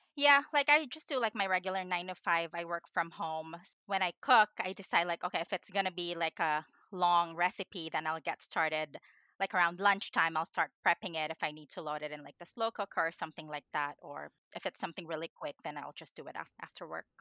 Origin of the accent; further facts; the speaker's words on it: Philippines; moved away; I grew up in the Philippines